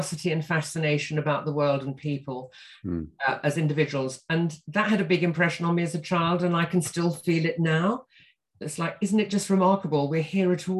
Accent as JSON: {"language": "English", "town": "Croydon", "region": "London", "country": "United Kingdom", "tie": "born or raised there", "also_born_or_lived": "Wimbledon / East Grinstead", "said": "I was born in Wimbledon and then we moved to East Grinstead in Sussex and then to South Croydon when I don't know, it must have been about eight"}